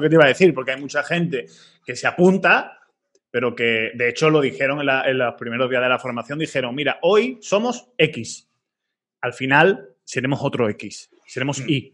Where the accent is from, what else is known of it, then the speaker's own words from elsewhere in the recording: Málaga, Andalusia, Spain; yo soy de Málaga